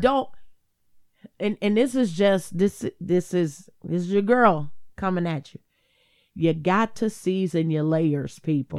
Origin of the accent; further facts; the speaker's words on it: Cleveland, Ohio, United States; I'm from Cleveland